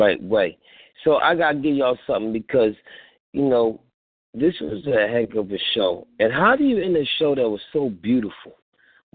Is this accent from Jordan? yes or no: no; Philadelphia, Pennsylvania, United States; I'm from Philly